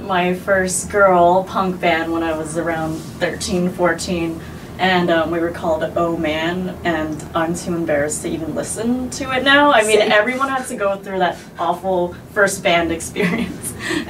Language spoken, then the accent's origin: English; San Francisco, California, United States; I'm from the Bay Area, San Francisco.